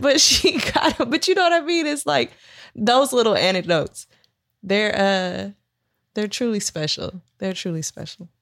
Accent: Sacramento, California, United States; I grew up in New Hope Baptist Church in Southsac

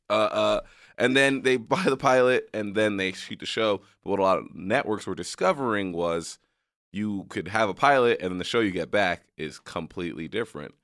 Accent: New York, United States; moved away; also born or lived in area on the border of Mexico; I'm from New York

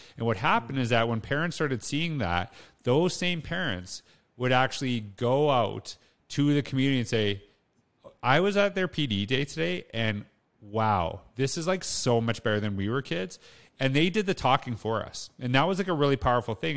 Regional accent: Humboldt, Saskatchewan, Canada; I grew up in Humboldt, Saskatchewan.

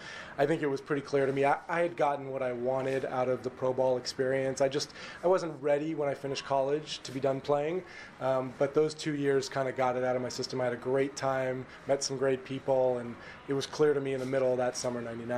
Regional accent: West Coast, United States; I grew up on the West Coast.

